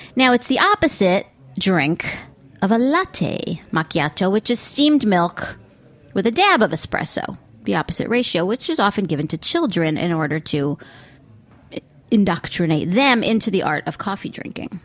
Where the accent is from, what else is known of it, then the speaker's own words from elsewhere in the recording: United States; I'm still an American, cosmopolitan as I may be.